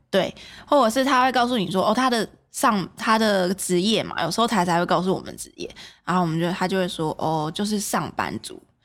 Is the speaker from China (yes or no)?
no; Taiwan; 我们台湾人